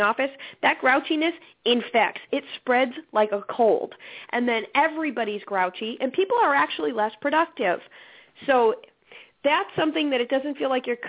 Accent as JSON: {"language": "English", "region": "Alaska", "country": "United States", "moved": "yes", "said": "I'm originally from Alaska"}